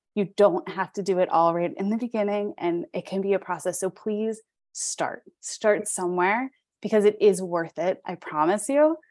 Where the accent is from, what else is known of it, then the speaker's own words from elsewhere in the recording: Pittsburgh, Pennsylvania, United States; I'm from Pittsburgh, so that's where I live